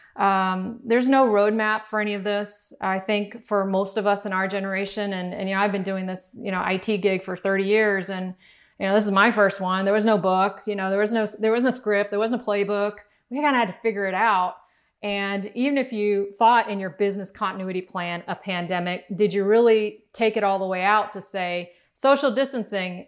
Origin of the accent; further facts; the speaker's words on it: Miami, Florida, United States; we grew up in Miami